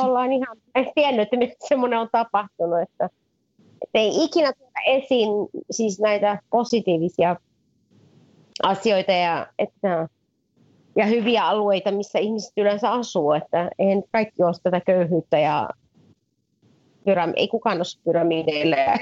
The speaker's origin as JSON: {"language": "Finnish", "country": "Finland", "tie": "born or raised there", "also_born_or_lived": "England", "moved": "as an adult", "lives_now": "Cairo, Egypt", "said": "mä oon asunut Suomessa. Mä kävin peruskoulun Suomessa"}